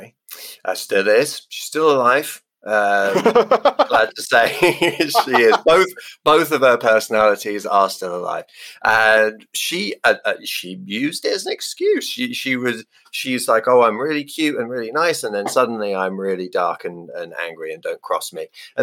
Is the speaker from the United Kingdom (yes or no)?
yes; England, United Kingdom; I'm English